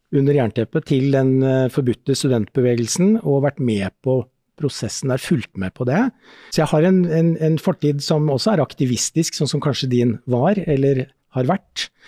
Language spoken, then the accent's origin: Norwegian; Askim, Viken, Norway; i Askim, der jeg vokste opp